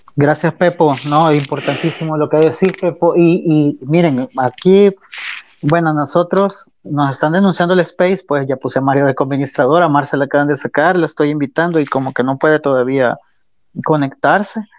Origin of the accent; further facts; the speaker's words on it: El Salvador; la moral y la ética que nos caracteriza como salvadoreños